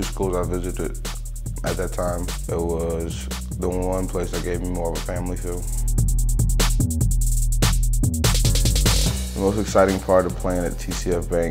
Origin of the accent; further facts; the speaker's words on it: Southern Illinois, United States; Hometown, I'm from Southern Illinois.